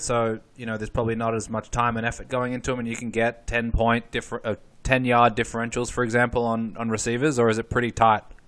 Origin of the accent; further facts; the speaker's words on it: Australia; I grew up in Australia